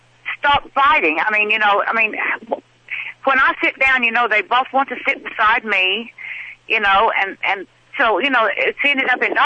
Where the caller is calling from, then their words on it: Nevada, United States; Well, I live in Tennessee, but I'm calling you from Nevada.